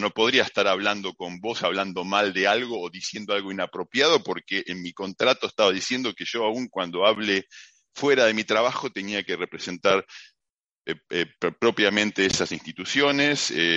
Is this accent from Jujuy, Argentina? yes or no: no; Mar del Plata, Buenos Aires Province, Argentina; moved away as an adult; also born or lived in Tandil; now in Melbourne, Australia; en Mar del Plata terminé primero la secundaria industrial con título de técnico electrónico